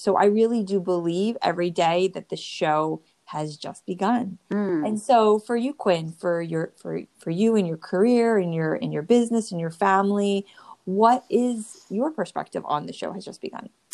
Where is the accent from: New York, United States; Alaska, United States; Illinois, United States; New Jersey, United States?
New Jersey, United States; I'm from the Northeast and I grew up in New Jersey.